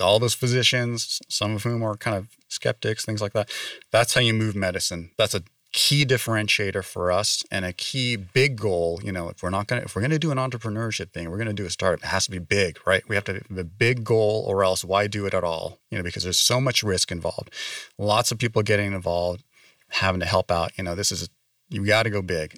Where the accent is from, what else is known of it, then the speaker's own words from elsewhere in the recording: San Francisco Bay Area, California, United States; moved away as an adult; also born or lived in East Coast; now in Las Vegas, United States; I grew up in the San Francisco Bay Area